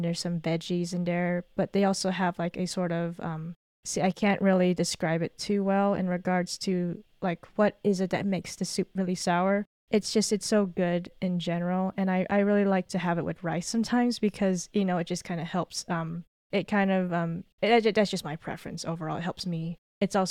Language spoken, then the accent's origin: English; Los Angeles, California, United States; now in Las Vegas, United States; I'm not from Las Vegas originally, I'm from Los Angeles, and I have family there still